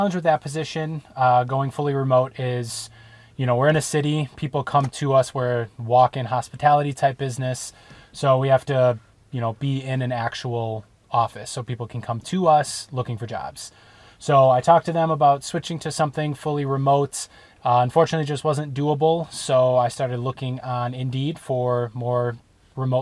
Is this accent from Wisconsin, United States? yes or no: yes; Wisconsin, United States; moved away; we're from Wisconsin